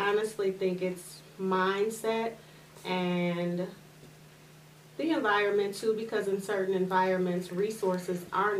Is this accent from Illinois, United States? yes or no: yes; Maywood, Illinois, United States; moved away as an adult; also born or lived in Naperville / Oswego; I am originally from Maywood, but I moved into the suburbs.